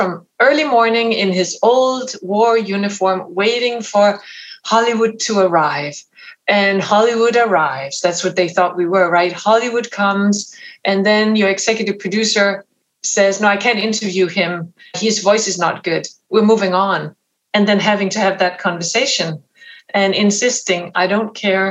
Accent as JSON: {"language": "English", "country": "Denmark", "second_language": "English", "moved": "as an adult", "lives_now": "United States", "said": "I come from Denmark, so that's a very small language group."}